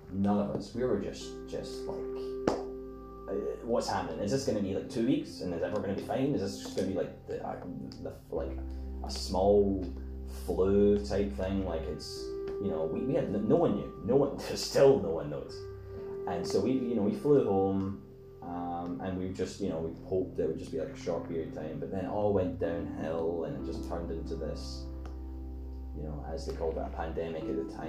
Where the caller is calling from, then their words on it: Scotland, United Kingdom; I'm speaking from Scotland. I don't know where you're from.